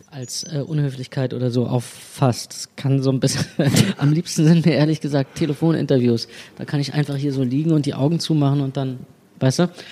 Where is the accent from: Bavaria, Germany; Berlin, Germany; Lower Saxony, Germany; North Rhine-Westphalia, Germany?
Berlin, Germany; im, im, Zentrum, Zentrum von Berlin geboren und dachte immer, ich äh, bin ein reines Stadtkind